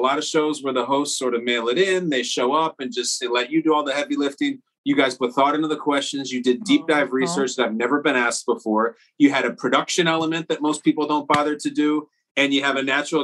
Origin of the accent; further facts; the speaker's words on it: Chicago, Illinois, United States; now in New York, United States; Born and raised in Chicago, Illinois, currently living in New York